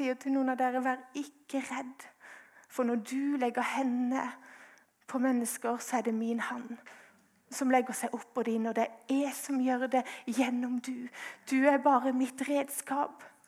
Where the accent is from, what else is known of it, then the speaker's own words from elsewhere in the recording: Grimstad, Agder, Norway; jeg er fra Grimstad